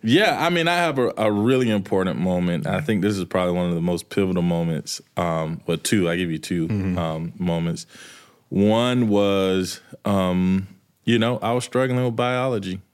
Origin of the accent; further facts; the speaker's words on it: Manchester, Georgia, United States; moved away as an adult; also born or lived in the South / New York; I'm from Manchester